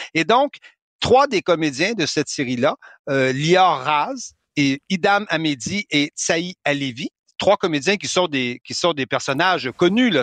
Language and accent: French; Canada; now in France; chez nous au Canada